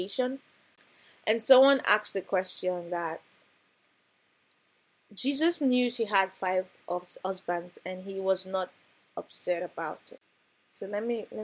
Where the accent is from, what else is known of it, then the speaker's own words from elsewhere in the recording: Nigeria; growing up in Nigeria